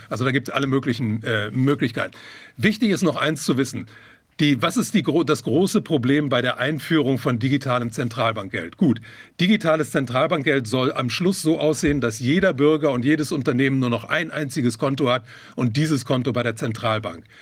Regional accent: Germany; hier bei uns in Deutschland

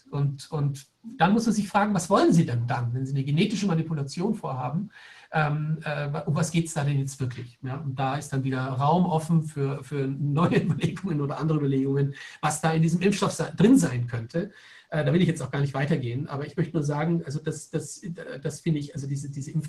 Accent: Germany; Ich bin selber in Deutschland geboren und aufgewachsen, also ich bin durchaus sehr deutsch sozialisiert.

